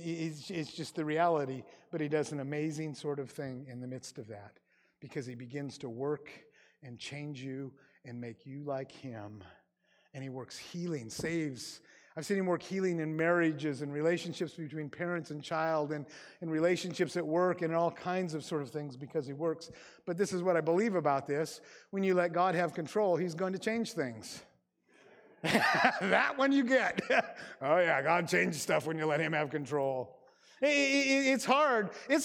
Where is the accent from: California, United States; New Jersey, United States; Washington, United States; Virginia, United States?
Washington, United States; Grays Harbor; Like I said, I grew up in Grays Harbor and my parents were in medicine.